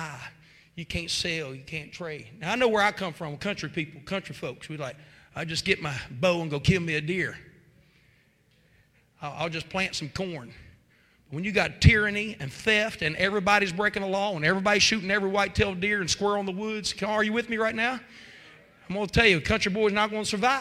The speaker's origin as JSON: {"language": "English", "region": "West Virginia", "country": "United States", "said": "I guess I'm from West Virginia."}